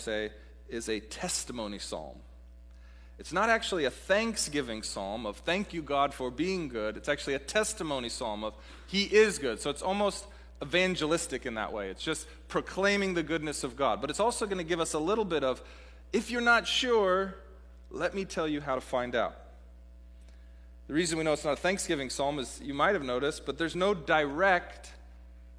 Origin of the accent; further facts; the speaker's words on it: Pacific Northwest, United States; moved away; the Pacific Northwest, my hometown, as I mentioned earlier, my home region, as a beautiful place